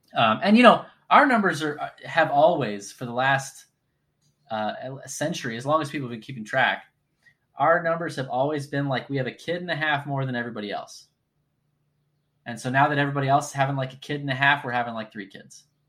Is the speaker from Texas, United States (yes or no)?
yes; North Texas, United States; I grew up in North Texas